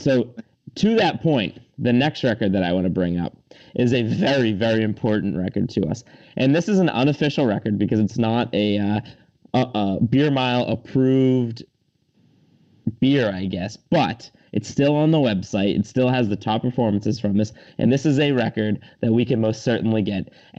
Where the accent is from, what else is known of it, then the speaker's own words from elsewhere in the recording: Massachusetts, United States; we're all from Massachusetts